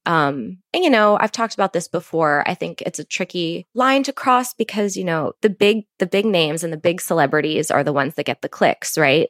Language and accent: English; Virginia Beach, Virginia, United States; Growing up in Virginia Beach